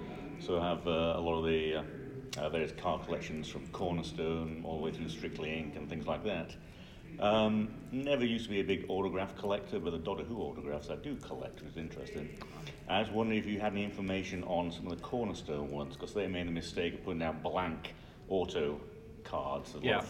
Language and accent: English; Yorkshire and the Humber, United Kingdom; now in Bolingbrook, United States; Yorkshire originally, but just down the road in Bolingbrook, Chicago